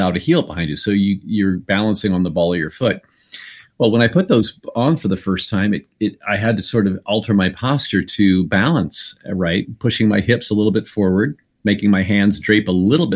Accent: Indiana, United States; moved away; my home state of Indiana

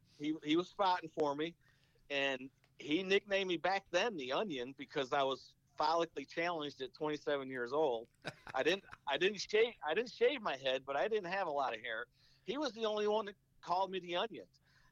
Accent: New York, United States; Frank was from my hometown in New York.

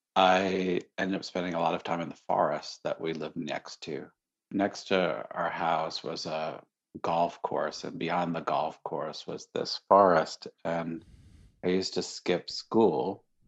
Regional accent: Syracuse, New York, United States; I grew up in Syracuse, New York

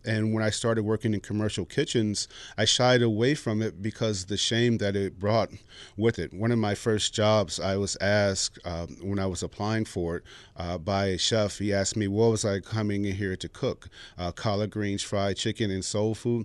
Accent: Chicago, Illinois, United States; I'm from the south side of Chicago

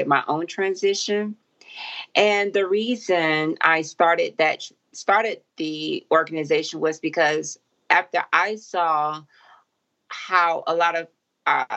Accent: Macon, Georgia, United States; now in Atlanta, United States; here in Atlanta and also in my hometown, Macon

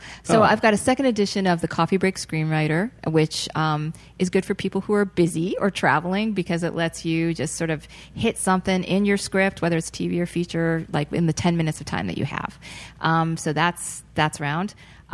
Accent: Boston, Massachusetts, United States; moved away; also born or lived in New York State; I'm originally from the Boston area.

